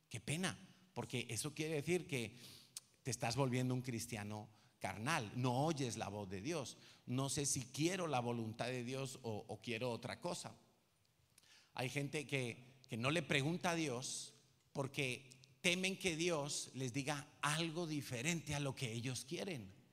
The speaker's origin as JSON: {"language": "Spanish", "town": "Madrid", "region": "Community of Madrid", "country": "Spain", "said": "yo soy de Vallecas"}